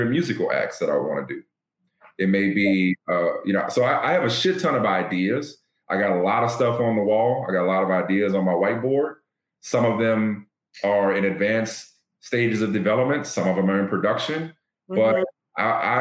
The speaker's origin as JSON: {"language": "English", "town": "New Orleans", "region": "Louisiana", "country": "United States", "tie": "born or raised there", "said": "my hometown in New Orleans"}